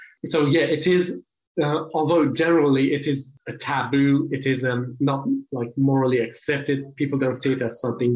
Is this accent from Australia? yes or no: no; Yazd, Yazd Province, Iran; also born or lived in England; My birthplace was in the city of Yazd. It's in the center of Iran. But in my childhood, we moved to England for a few years when I was a small child. And then I came back to Iran